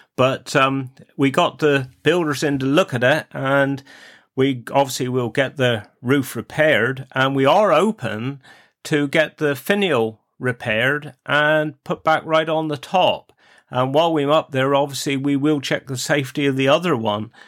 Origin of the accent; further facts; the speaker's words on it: Cornwall, South West England, United Kingdom; accent: Cornish; my Cornish accent